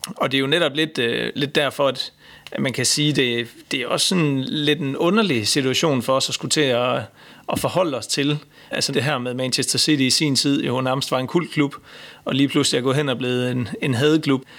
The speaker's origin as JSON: {"language": "Danish", "country": "Denmark", "said": "som dansker"}